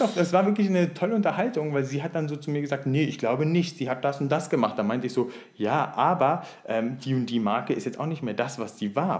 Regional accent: Siegen, North Rhine-Westphalia, Germany; moved away as an adult; so mit 18, 19 richtig schön, bevor ich halt äh, weggegangen bin aus Siegen

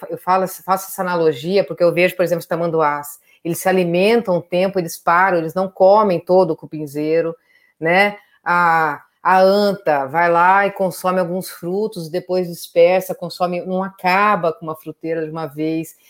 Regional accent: Brazil; Eu cresci no Pantanal, mudei para lá, tinha uns três anos

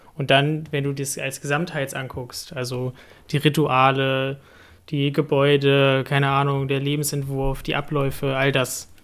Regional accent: Hanover, Lower Saxony, Germany; ich komme aus Hannover und dort, das Dorf heißt Frieling

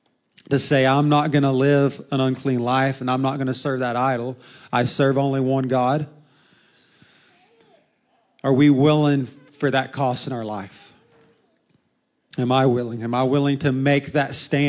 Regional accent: United States; We as an American

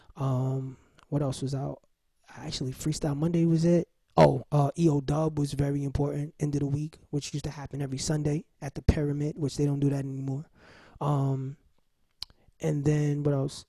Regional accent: New York City, New York, United States; I'm from Watson Avenue from the Bronx

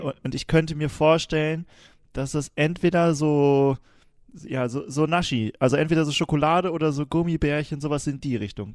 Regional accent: Wilhelmshaven, Lower Saxony, Germany; wo ich herkomme, ne? Wilhelmshaven.

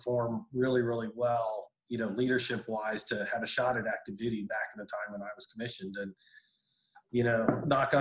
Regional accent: Kansas City, Missouri, United States; moved away as an adult; also born or lived in Killeen, Texas; now in Austin, United States; I grew up in Kansas City, Missouri.

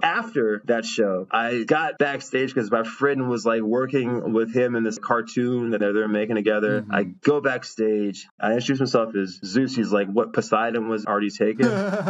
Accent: Baton Rouge, Louisiana, United States; now in Netherlands; I was born in Baton Rouge, Louisiana.

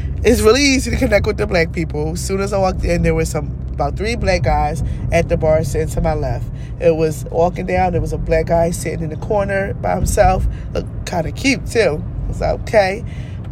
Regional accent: Philadelphia, Pennsylvania, United States; I'm from Philly

